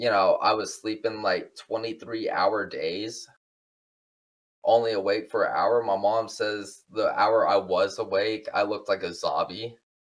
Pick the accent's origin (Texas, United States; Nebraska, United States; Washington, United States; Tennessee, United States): Texas, United States; Houston; also born or lived in Magnolia, Texas; I am from Houston, and I'm still residing currently in Houston.